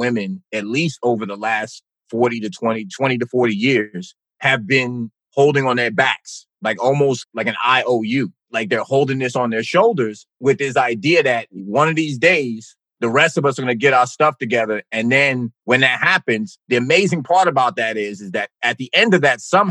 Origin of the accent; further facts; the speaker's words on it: East Orange, New Jersey, United States; I grew up in East Orange, New Jersey